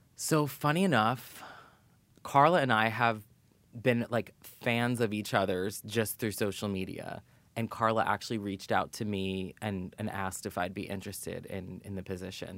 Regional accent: New York City, New York, United States; I grew up in New York City, born and raised.

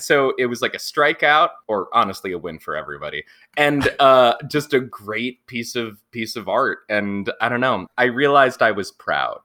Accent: Pennsylvania, United States; also born or lived in Montana; I did a lot of my growing up in Pennsylvania, but I'm originally from Montana

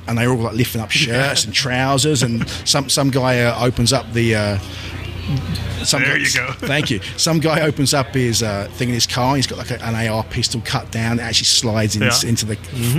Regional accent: United Kingdom; we're British.

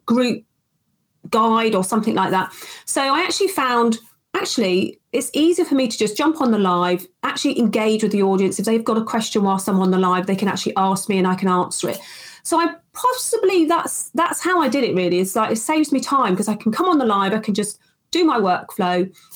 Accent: United Kingdom; accent: UK; I'm based in the UK, as you can tell from my accent

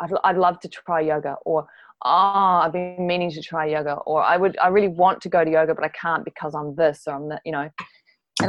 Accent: Dunedin, Otago, New Zealand; I'm a Kiwi, and I grew up mostly in Dunedin, down in the South Island

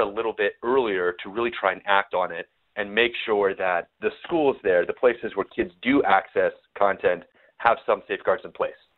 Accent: New Mexico, United States; now in Austin, United States; I'm from New Mexico, so I'm more of a New Mexican food guy

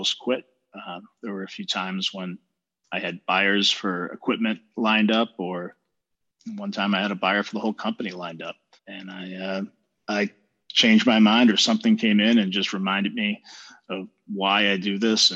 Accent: Cape Cod, Massachusetts, United States; I grew up on Cape Cod

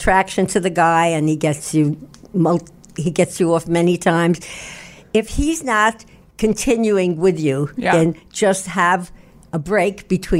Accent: Brooklyn, New York, United States; now in Manhattan, United States; Well, originally I'm from Brooklyn. And I did some work on my voice so that it wouldn't be nyeh, nyeh, nyeh. And but I live in Manhattan and I travel around the world

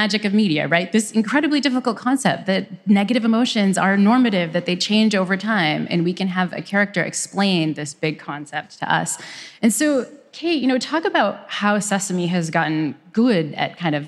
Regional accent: Northeast, United States; moved away; where I grew up in the Northeast

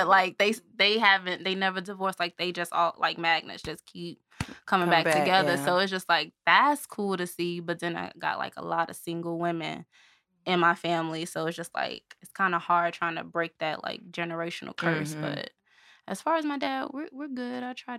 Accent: New Jersey, United States; I'm originally from New Jersey, but they moved from New Jersey to Birmingham, and my parents still stayed together.

